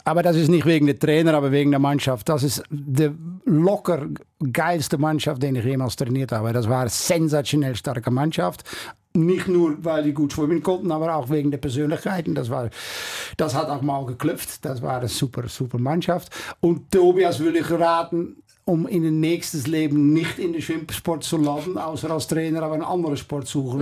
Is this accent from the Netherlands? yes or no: yes; Netherlands; German is a second language; moved away; also born or lived in Curaçao; Ich kam da natürlich als Holländer